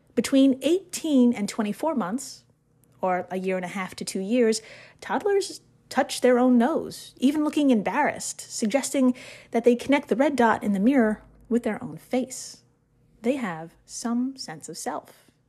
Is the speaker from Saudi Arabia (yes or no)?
no; United States; As an American